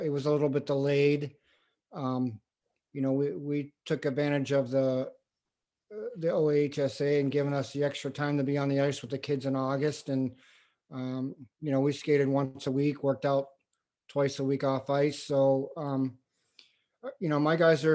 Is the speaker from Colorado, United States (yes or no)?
no; Western Pennsylvania, United States; moved away as an adult; I grew up in Western PA.